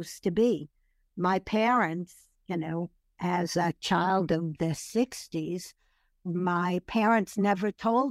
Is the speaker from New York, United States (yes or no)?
yes; New York City, New York, United States; moved away as an adult; also born or lived in Paris, France; now in Los Angeles, United States; growing up in Brooklyn